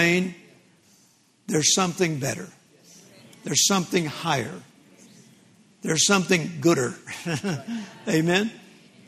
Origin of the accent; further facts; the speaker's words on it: Vicksburg, Mississippi, United States; I was born in 1946 in Vicksburg, Mississippi, December the 24th